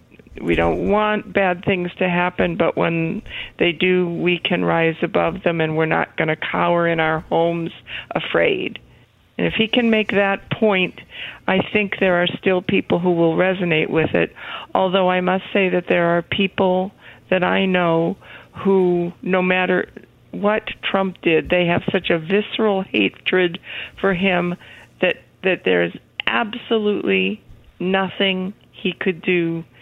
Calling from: British Columbia, Canada; Actually, I'm not in South Carolina. I'm in British Columbia, Canada.

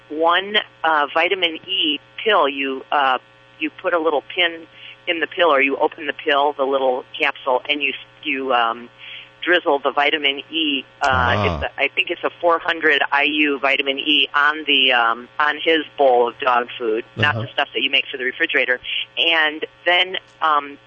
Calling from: Moline, Illinois, United States; I am calling from Moline, Illinois

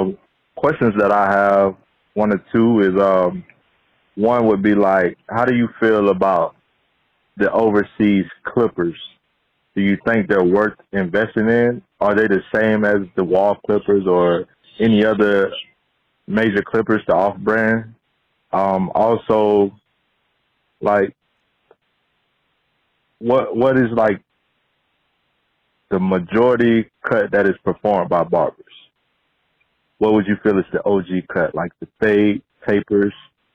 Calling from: Tampa, Florida, United States; I'm calling from Tampa, Florida.

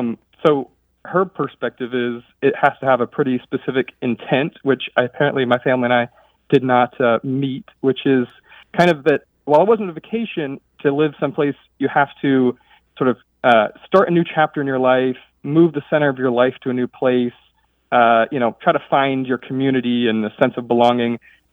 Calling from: Monterey, California, United States; also born or lived in Egypt; I'm calling from Monterey, California.

